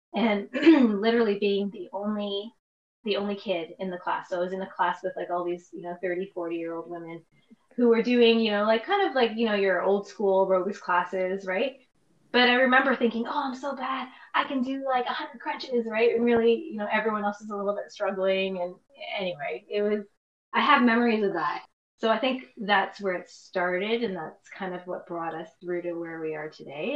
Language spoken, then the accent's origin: English; Toronto, Ontario, Canada; I was born in Scarborough